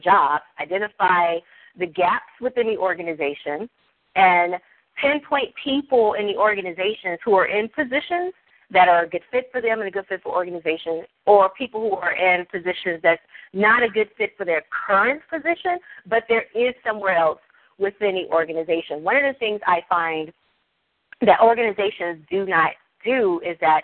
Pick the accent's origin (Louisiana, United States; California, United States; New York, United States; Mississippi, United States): Mississippi, United States; I'm from Mississippi, and, you know, we talk to the cows.